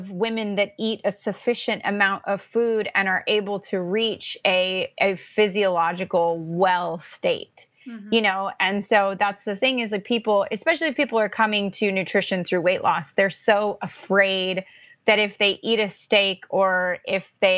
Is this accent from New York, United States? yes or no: no; Orange County, California, United States; now in Pacific Northwest, United States; I grew up in Orange County, California